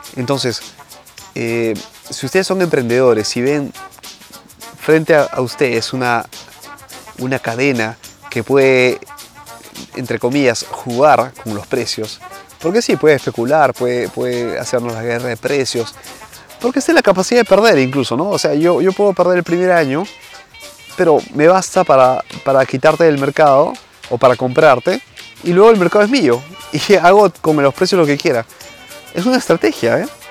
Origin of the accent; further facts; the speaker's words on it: Peru; now in Italy; en mi país obviamente, ¿no? Eh, en Perú.